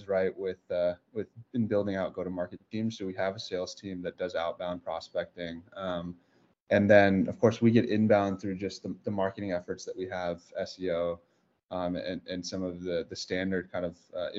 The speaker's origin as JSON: {"language": "English", "area": "South Bay area", "region": "California", "country": "United States", "tie": "born or raised there", "said": "We grew up together in the South Bay area"}